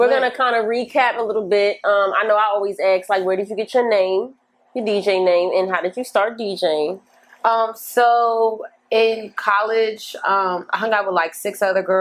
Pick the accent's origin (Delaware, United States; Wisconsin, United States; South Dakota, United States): Delaware, United States; moved away as an adult; also born or lived in North Carolina; I'm from Delaware